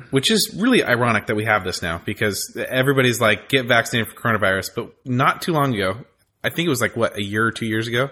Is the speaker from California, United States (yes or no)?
yes; California, United States; also born or lived in Texas; I grew up in California